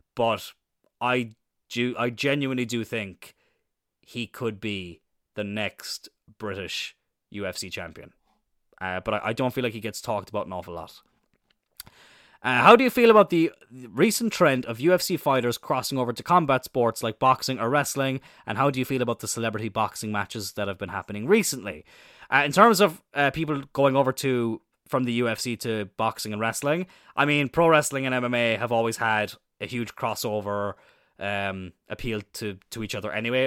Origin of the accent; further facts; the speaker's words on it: Ireland; also born or lived in Wales; growing up in Ireland